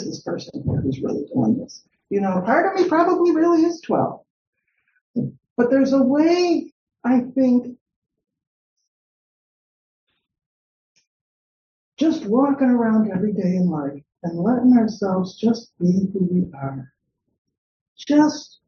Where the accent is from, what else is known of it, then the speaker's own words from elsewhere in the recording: Chicago, Illinois, United States; I'm from Chicago.